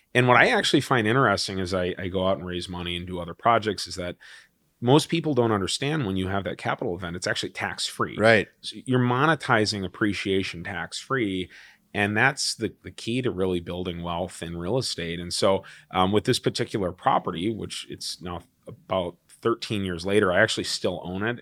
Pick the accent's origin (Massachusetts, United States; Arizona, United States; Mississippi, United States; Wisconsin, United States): Wisconsin, United States; also born or lived in Chicago; I grew up in Wisconsin